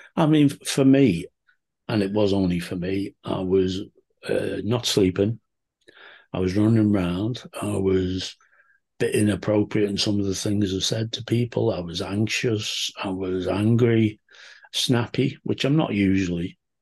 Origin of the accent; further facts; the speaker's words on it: Liverpool, North West England, United Kingdom; I'm from Liverpool in the U K